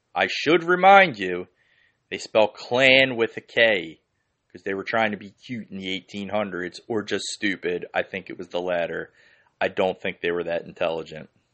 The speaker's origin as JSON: {"language": "English", "town": "Philadelphia", "region": "Pennsylvania", "country": "United States", "tie": "born or raised there", "said": "I grew up in the Holmesburg section in Northeast Philly."}